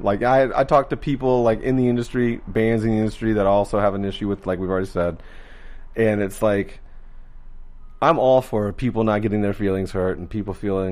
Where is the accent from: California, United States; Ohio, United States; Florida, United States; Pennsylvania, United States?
Florida, United States; I'm from Florida.